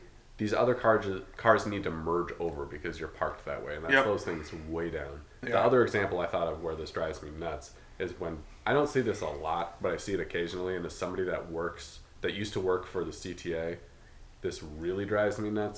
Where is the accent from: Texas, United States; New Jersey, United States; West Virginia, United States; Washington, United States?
Washington, United States; now in Chicago, United States; I'm from Washington